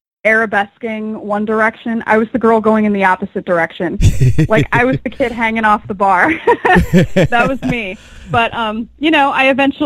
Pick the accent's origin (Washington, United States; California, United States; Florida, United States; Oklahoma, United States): Florida, United States; Port Richey; I grew up in a very small, uneventful town called Port Richey, Florida